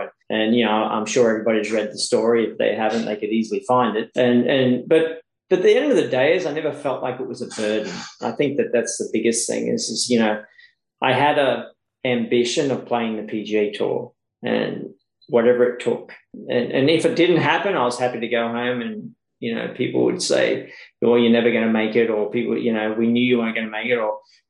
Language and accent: English; Tamworth, New South Wales, Australia; moved away as an adult; now in United States; it wasn't easy growing up in Tamworth.